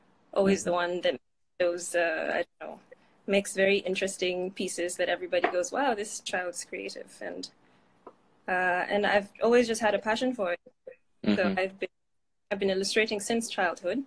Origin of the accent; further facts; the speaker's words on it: Abuja, Federal Capital Territory, Nigeria; moved away as an adult; also born or lived in Maiduguri / Katsina; now in Berlin, Germany; I am Kanuri from Maiduguri, but I grew up in Abuja.